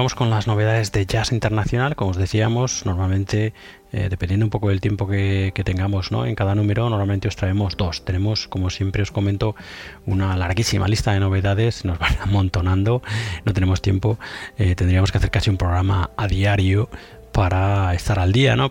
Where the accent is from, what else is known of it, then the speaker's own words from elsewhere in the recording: Galicia, Spain; yo soy gallego.